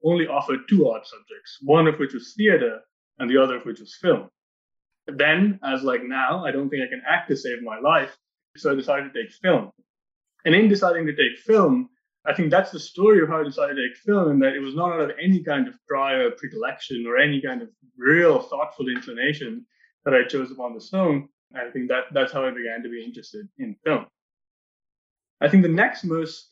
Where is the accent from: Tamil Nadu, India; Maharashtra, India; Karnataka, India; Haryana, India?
Maharashtra, India; Mumbai; now in Sitka, United States; I grew up in Bombay in India